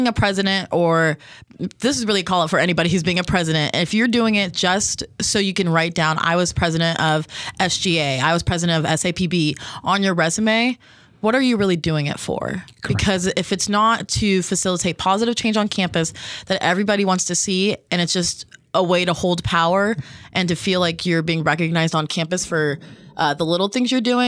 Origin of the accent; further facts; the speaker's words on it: Las Vegas, Nevada, United States; moved away as an adult; I am from Las Vegas.